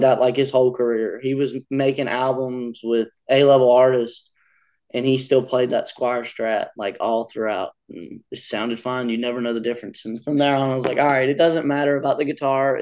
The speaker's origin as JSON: {"language": "English", "town": "Honea Path", "region": "South Carolina", "country": "United States", "tie": "born or raised there", "said": "I grew up in South Carolina, town called Honeyah Pass, South Carolina"}